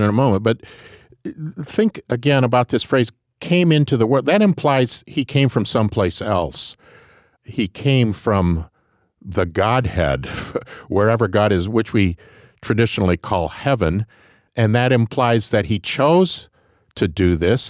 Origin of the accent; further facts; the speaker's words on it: Grand Rapids, Michigan, United States; I came from Grand Rapids, Michigan